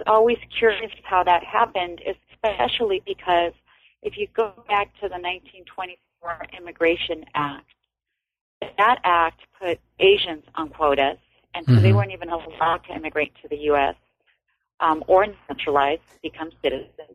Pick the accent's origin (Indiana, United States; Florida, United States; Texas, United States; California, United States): California, United States; Los Angeles; I'm from Los Angeles, uh, from the Echo Park section of Los Angeles